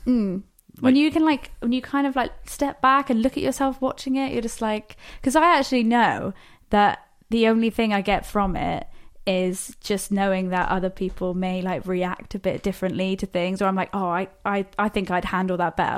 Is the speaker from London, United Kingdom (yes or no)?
no; Plymouth, South West England, United Kingdom; we're actually both from Plymouth